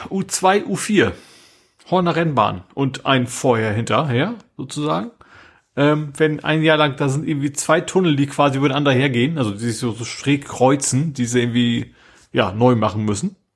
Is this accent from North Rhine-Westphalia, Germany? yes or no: no; Hamburg, Germany; aber man sieht sie ja zum Glück als Hamburger auch so, also zumindest einige davon